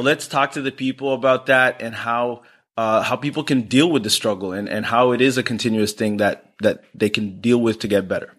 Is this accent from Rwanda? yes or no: yes; Rwanda; I'm from Rwanda